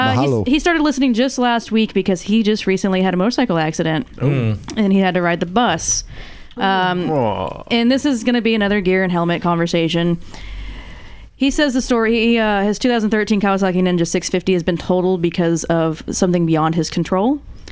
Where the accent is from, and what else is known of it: United States